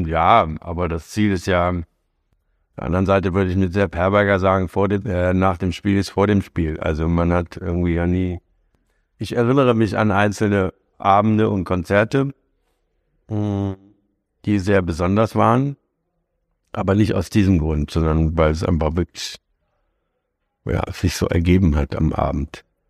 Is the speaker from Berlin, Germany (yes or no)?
no; Hanover, Lower Saxony, Germany; moved away; also born or lived in Frankfurt; also ich bin ja Hannoveraner